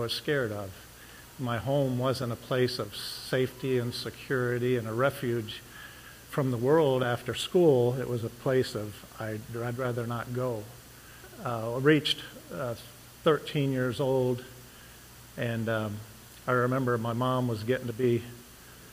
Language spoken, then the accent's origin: English; Ohio, United States; also born or lived in Lima, Ohio / Texas / Cecil, Ohio; I'm originally from Ohio. I was born in Lima and went to Antwerp School. But when I was 13, well, it's about 11, we moved back up here from Texas